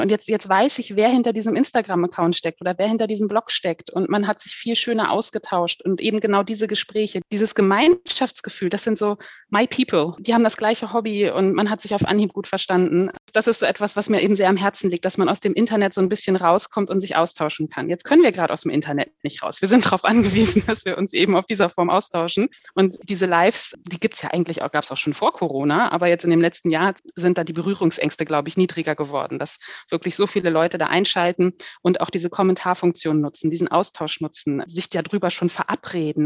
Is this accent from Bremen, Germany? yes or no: no; Hanover, Lower Saxony, Germany; moved away as an adult; now in Heidelberg-Mannheim area, Germany; Ich komme ursprünglich aus, aus dem Norden, aus Hannover